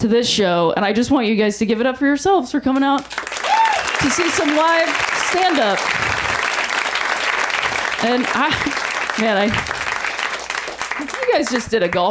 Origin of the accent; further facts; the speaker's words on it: Ohio, United States; I'm from Ohio